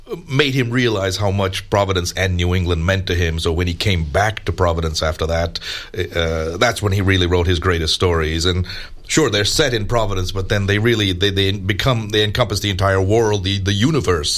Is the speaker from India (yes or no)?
yes; India; moved away; back to my home country of India